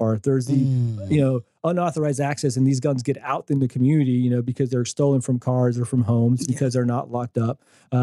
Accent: Texas, United States; I grew up in Texas

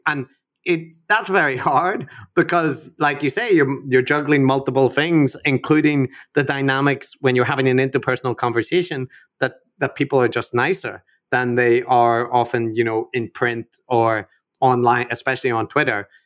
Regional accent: Belfast, Northern Ireland, United Kingdom; growing up in, in Belfast during the Troubles

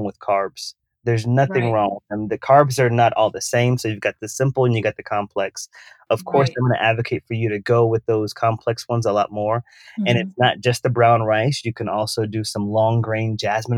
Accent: the South, United States; I come from the South.

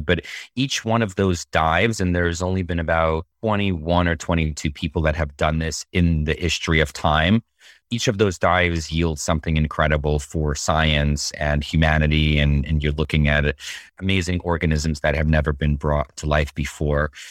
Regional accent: Moscow, Russia; now in United States; I grew up, I was born in Moscow, Russia in 81. And I grew up seeing um, all these statues and monuments to Yuri Gagarin

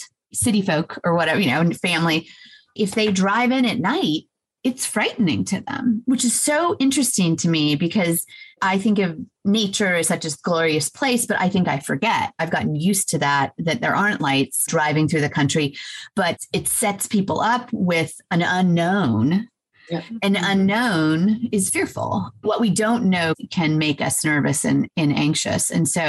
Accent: Los Angeles, California, United States; also born or lived in Atlanta; now in Serenbe, United States; I grew up in Los Angeles, so like tons of lights everywhere.

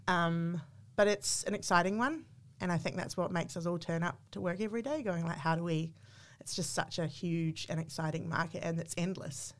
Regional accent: New Zealand; moved away as an adult; now in Australia

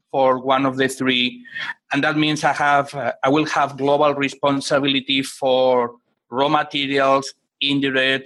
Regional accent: Barcelona, Catalonia, Spain; now in United States; I am originally from Spain, from Barcelona. I grew up in a very, very low-income family in a neighborhood

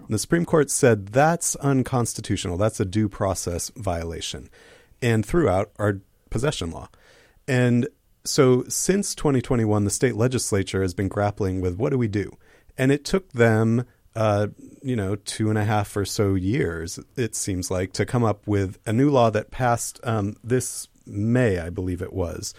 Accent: Seattle, Washington, United States; I'm also born and raised in Seattle

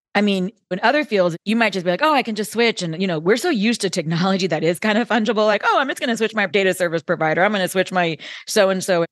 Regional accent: Bay Area, California, United States; I grew up in the Bay Area as a kid, and so the heart of Silicon Valley

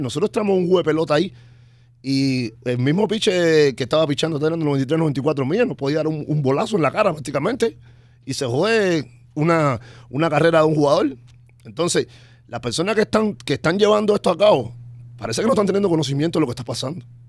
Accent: Cuba; now in United States; yo desde que me fui de Cuba en el año 2004

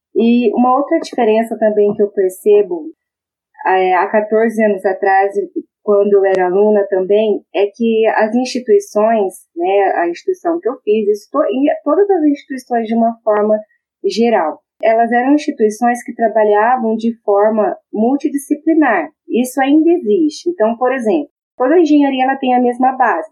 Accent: Maringá, Paraná, Brazil; Já que eu sou de Maringá, dá para perceber pelo sotaque, né? Eu sou nascida em Maringá

